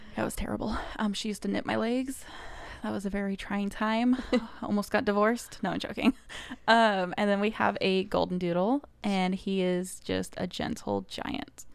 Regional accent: Kansas City, Missouri, United States; moved away as an adult; now in Indiana, United States; I'm originally from Kansas City, Missouri

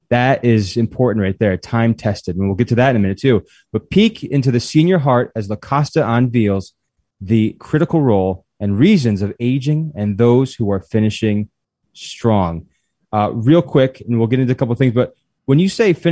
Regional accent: New York, United States; now in Nashville, United States; I'm originally from New York

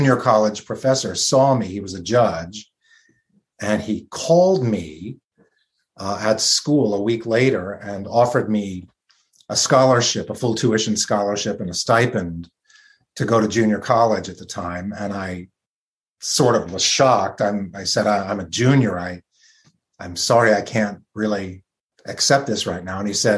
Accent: Dayton, Ohio, United States; moved away; also born or lived in Los Angeles; I grew up in Dayton, Ohio

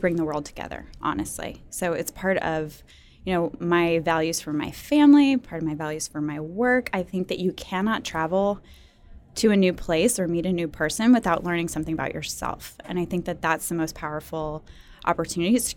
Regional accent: New Orleans, Louisiana, United States; now in Atlanta, United States; I'm from the South, I'm from New Orleans

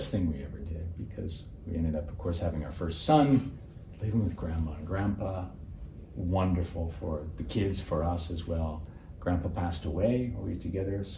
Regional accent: Windsor, Ontario, Canada; moved away as an adult; also born or lived in Osaka / Tokyo / India; growing up in Windsor

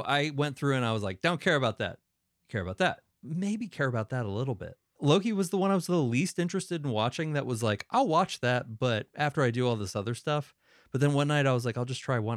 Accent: Northeast, United States; moved away; it's mostly where I grew up in the Northeast

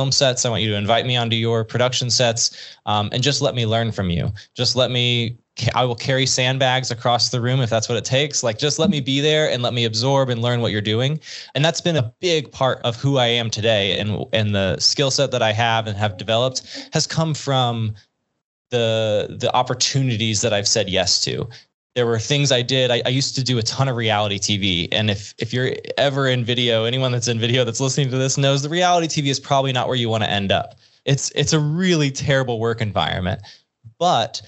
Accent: Arkansas, United States; I'm from Arkansas.

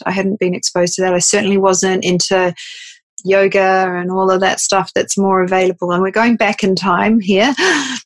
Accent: New Zealand; moved away as an adult; also born or lived in Sydney, Australia; I grew up in New Zealand, and had work experience, I moved to Sydney, Australia

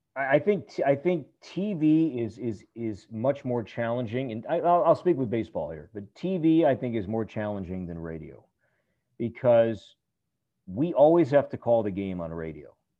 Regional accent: Chicago, Illinois, United States; moved away; I grew up in Chicago

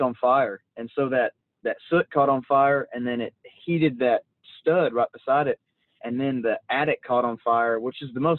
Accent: Van Alstyne, Texas, United States; now in Anna, United States; I was born and raised in Van Alstine. I love my hometown

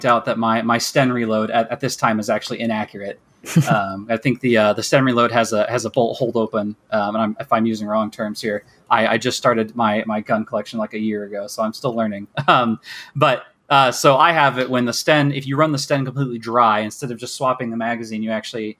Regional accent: Kansas, United States; accent: American; also born or lived in Michigan; I'm from America, from the Midwest, from Kansas

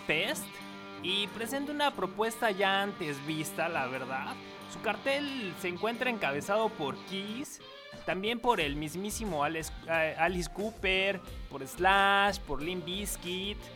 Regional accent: Mexico City, Mexico; now in Phoenix, United States; Soy chilango y he crecido y sufrido con esa sensación en el estómago cuando se suba algún amante de lo ajeno al transporte público

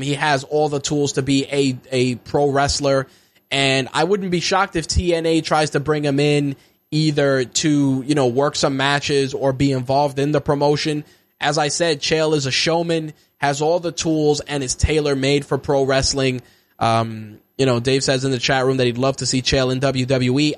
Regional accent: New York, United States; As a New Yorker

